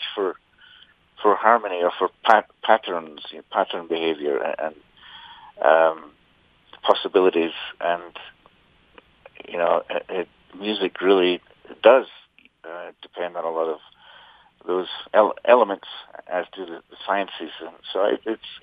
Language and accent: English; Scotland, United Kingdom; I grew up in Scotland playing traditional music